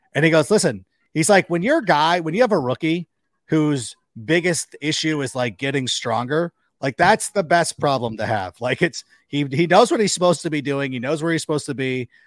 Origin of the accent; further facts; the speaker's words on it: Park Ridge, Illinois, United States; I was born in Park Ridge